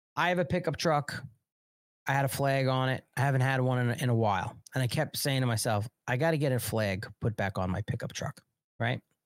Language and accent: English; United States; I'm an American nationalist.